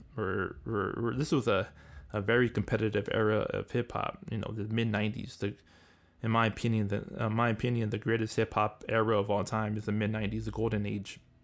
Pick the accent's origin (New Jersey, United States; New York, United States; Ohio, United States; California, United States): California, United States; Southern; I'm from the West Coast, I'm from California, Southern Cal